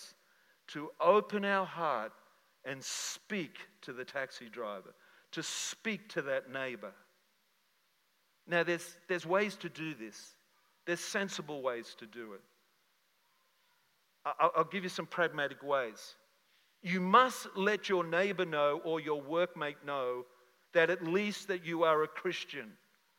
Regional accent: Sydney, New South Wales, Australia; boat ride, 10-pound quid, migrants, landed in the western suburbs of Sydney

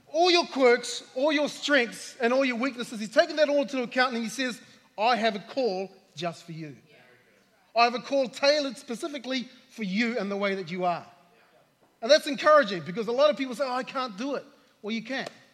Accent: New Zealand; I'm from New Zealand

